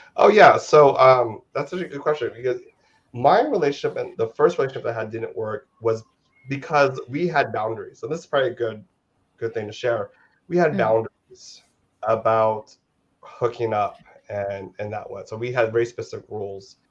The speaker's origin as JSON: {"language": "English", "country": "United States", "tie": "born or raised there", "lives_now": "Los Angeles, United States", "said": "I'm Filipino American. So I was born in the states"}